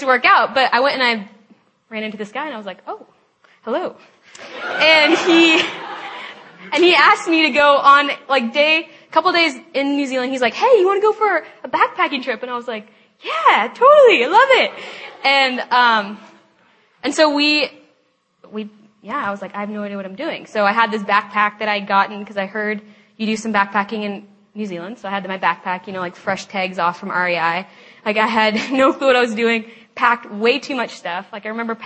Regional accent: Lake Oswego, Oregon, United States; now in Seattle, United States; I'm from Lake Oswego, Oregon, and I grew up with an awesome family

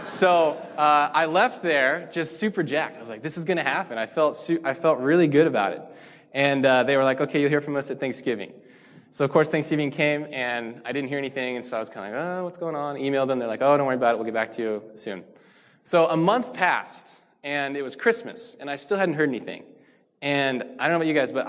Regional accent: Spokane, Washington, United States; also born or lived in Seattle, Washington; I'm from Spokane, Washington. I went to Mead High School

